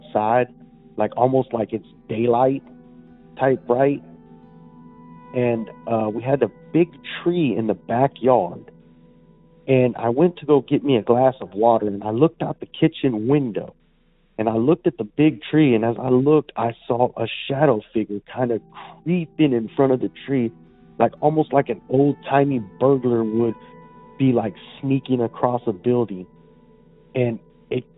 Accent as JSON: {"language": "English", "region": "Texas", "country": "United States", "tie": "born or raised there", "said": "Growing up in Texas"}